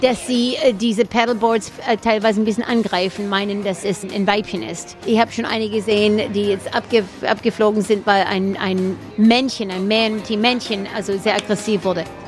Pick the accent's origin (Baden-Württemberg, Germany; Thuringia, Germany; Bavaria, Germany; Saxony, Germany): Baden-Württemberg, Germany; Stuttgart; accent: Swabian; German is a second language; moved away as an adult; now in Florida, United States; ich bin in Stuttgart aufgewachsen